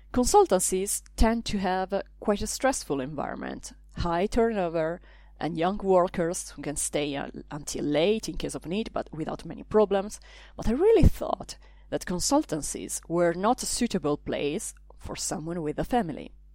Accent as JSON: {"language": "English", "country": "Italy", "moved": "yes", "lives_now": "Brussels, Belgium", "said": "I come from Italy. I live in Brussels"}